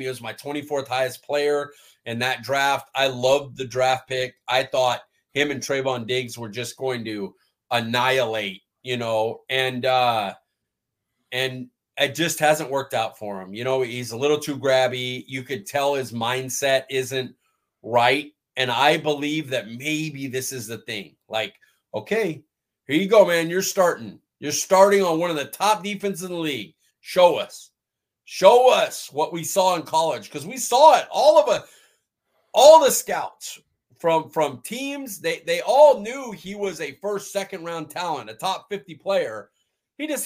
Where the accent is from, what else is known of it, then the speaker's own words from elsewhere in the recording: Fresno, California, United States; Fresno State, my hometown